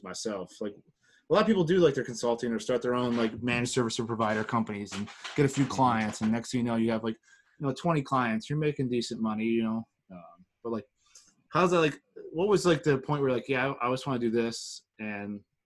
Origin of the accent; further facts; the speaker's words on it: Ohio, United States; now in Pittsburgh, United States; I'm from Ohio